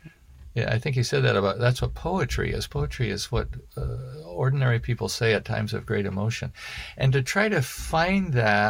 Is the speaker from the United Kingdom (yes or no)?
yes; United Kingdom; Well, maybe I'm British.